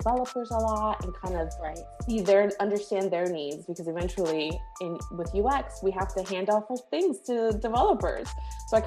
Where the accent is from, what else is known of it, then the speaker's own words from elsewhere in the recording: Rhode Island, United States; moved away as an adult; also born or lived in Bronx, New York; now in North Carolina, United States; I grew up from 3 to 18 in Rhode Island. So for better or for worse, Rhode Island is home.